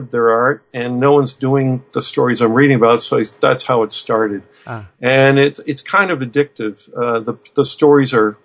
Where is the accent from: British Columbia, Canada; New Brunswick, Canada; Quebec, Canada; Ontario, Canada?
New Brunswick, Canada; Fredericton; my hometown of Fredericton, New Brunswick